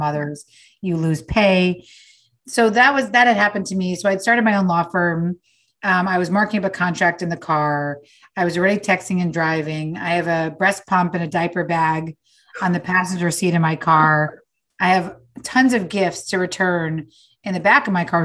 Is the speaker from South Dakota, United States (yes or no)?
no; New York, United States; now in Los Angeles, United States; I'm from New York, but I live in LA now